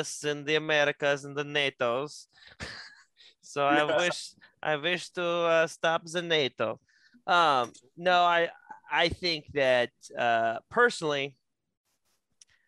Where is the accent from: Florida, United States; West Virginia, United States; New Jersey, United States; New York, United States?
West Virginia, United States; I'm West Virginian, and we have a long, deep rooted history in West Virginia